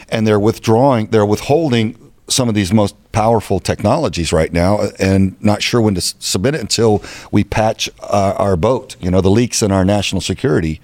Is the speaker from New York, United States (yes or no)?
no; Texas, United States; now in Arizona, United States; I'm from Texas. This is my home